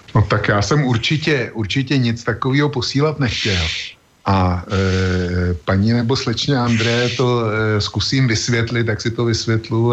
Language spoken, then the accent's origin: Czech; Czechia; u nás v Čechách